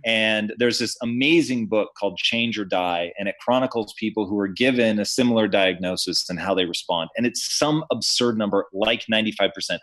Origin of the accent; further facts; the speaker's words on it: Tacoma, Washington, United States; I grew up in Tacoma, Washington